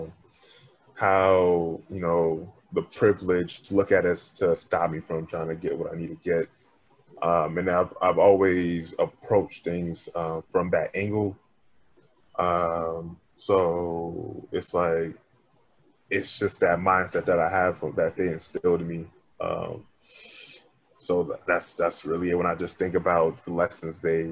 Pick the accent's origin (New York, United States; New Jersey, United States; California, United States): New York, United States; Long Island; I was born and raised in Long Island, New York.